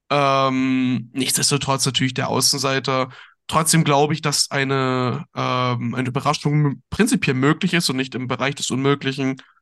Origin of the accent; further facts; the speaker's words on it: the Chemnitz/Erzgebirge area, Saxony, Germany; ich komme ja gebürtig auch aus der Gegend.